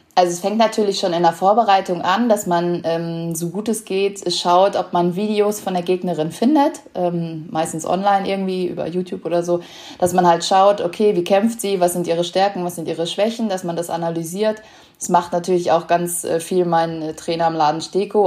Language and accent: German; Lemgo, North Rhine-Westphalia, Germany; bei uns in Lemgo in Nordrhein-Westfalen, wo ich äh, aufgewachsen bin